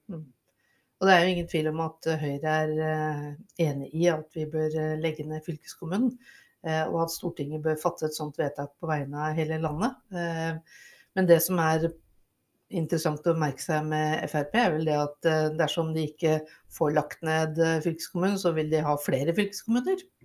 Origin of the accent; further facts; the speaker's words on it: Rygge, Østfold, Norway; Jeg vokste opp på Rygge, ehm, og jeg var så heldig at jeg fikk lov til å gå på den videregående skolen jeg ønsket meg aller mest, nemlig Kirkeparken